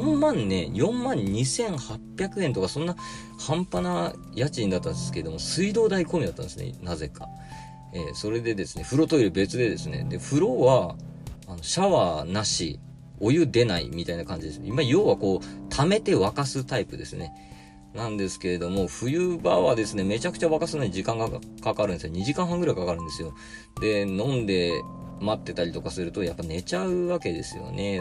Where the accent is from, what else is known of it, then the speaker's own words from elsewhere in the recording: Kagoshima, Japan; 1982年に鹿児島で生まれる